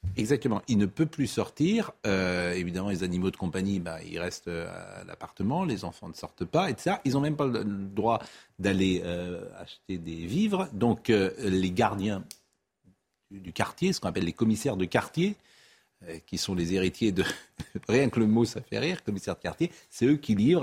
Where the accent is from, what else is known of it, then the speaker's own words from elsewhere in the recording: Nantes, Pays de la Loire, France; moved away; Je suis né à Nantes. Quand je vais à Nantes, je ne reconnais plus le Nantes de mon enfance